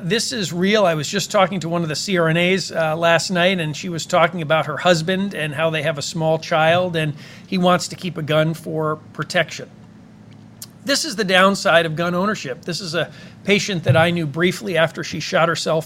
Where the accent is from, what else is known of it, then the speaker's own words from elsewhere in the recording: Cheshire, Connecticut, United States; my hometown of Cheshire, Connecticut